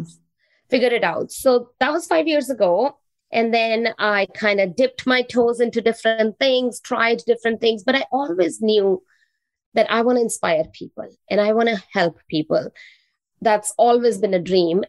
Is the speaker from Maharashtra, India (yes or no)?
no; New Delhi, Delhi, India; English is a second language; now in Canada; I am originally from India. I was born in New Delhi, the capital of India. And I moved to Canada 21 years back.